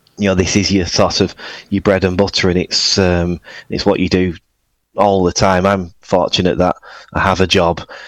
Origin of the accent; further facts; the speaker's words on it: Oldham, North West England, United Kingdom; also born or lived in Manchester; I'm actually from Oldham, which is just north, about 10 miles